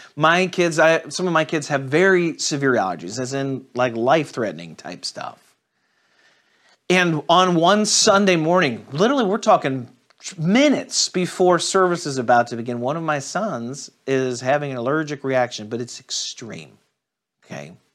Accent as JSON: {"language": "English", "town": "St. Louis", "region": "Missouri", "country": "United States", "tie": "born or raised there", "moved": "yes", "said": "I'm originally from Saint Louis"}